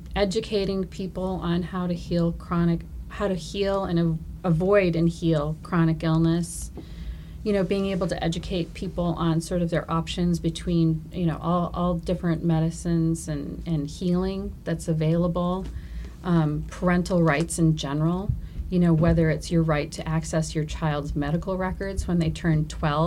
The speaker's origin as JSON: {"language": "English", "town": "Minneapolis", "region": "Minnesota", "country": "United States", "moved": "yes", "lives_now": "Maine, United States", "said": "I'm from Minnesota. I'm from the real city, Minneapolis"}